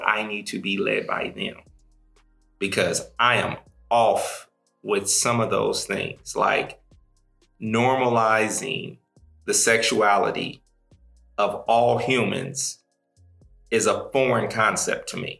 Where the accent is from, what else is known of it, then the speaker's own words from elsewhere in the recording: Midwest, United States; So, like, I'm from the Midwest. We don't say he, him, his when we introduce ourselves.